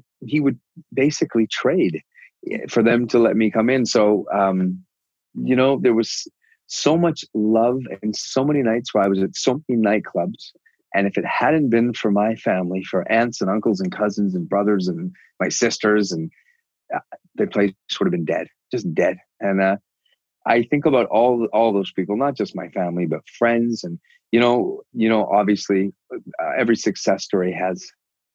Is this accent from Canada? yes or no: yes; Canada; I'm so Canadian